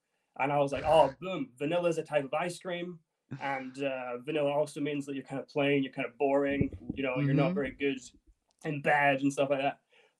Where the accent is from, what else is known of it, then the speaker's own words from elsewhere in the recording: Edinburgh, Scotland, United Kingdom; now in London, United Kingdom; But yeah, I was born and raised in Edinburgh, but I do live in London.